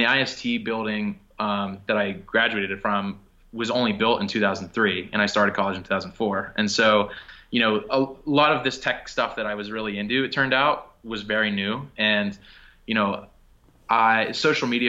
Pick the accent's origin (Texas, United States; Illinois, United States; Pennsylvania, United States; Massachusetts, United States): Pennsylvania, United States; Pittsburgh; moved away as an adult; also born or lived in New York City; I'm from Pittsburgh originally. I moved to New York to take an internship there